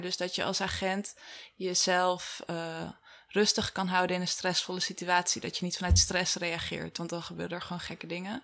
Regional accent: Wageningen, Gelderland, Netherlands; Ik ben geboren in Wageningen

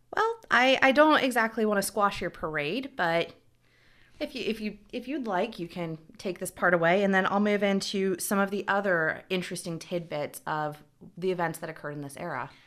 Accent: the South, United States; moved away; also born or lived in back east; I grew up in the South, we have a lot of barbecue down there

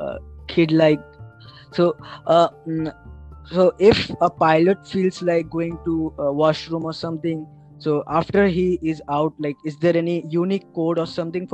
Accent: Agartala, Tripura, India; now in Kolkata, India; my hometown is Agartala, where I have to birth

